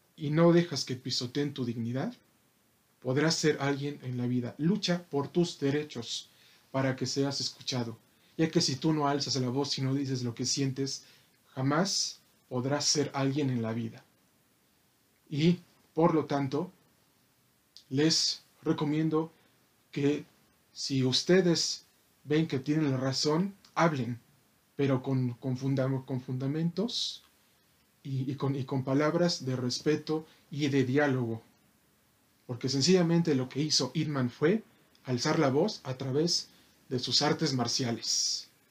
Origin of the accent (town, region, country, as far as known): Mexico